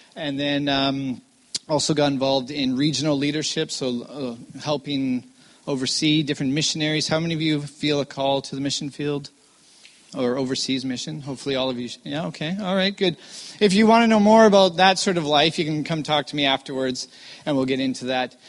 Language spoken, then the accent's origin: English; Vancouver, British Columbia, Canada; I am born and raised in Vancouver